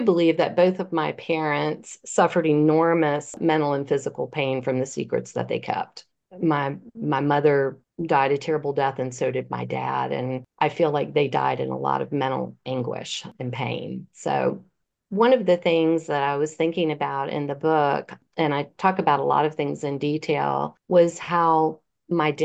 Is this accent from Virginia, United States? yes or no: yes; Virginia Beach, Virginia, United States; When I was 15, I lived in Virginia Beach. I'm from Virginia Beach, Virginia